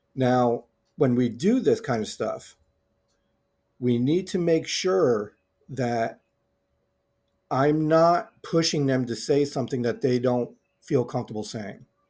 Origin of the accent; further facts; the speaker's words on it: United States; I'm an American